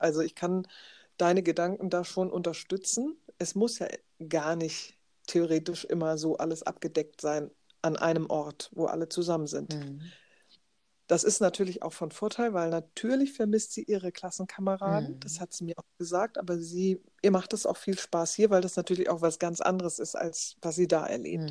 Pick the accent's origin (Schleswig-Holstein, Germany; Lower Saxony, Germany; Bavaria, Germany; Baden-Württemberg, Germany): Schleswig-Holstein, Germany; hier bei uns in Schleswig-Holstein